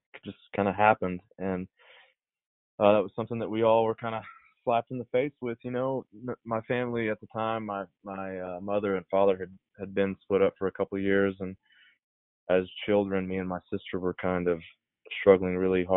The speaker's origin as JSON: {"language": "English", "town": "Hereford", "region": "Texas", "country": "United States", "tie": "born or raised there", "said": "Hereford, which is my hometown"}